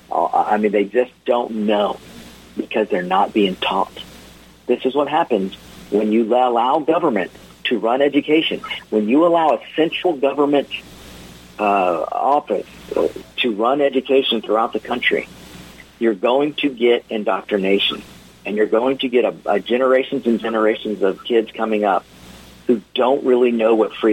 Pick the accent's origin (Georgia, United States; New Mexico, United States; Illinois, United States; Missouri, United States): Georgia, United States; I'm from Georgia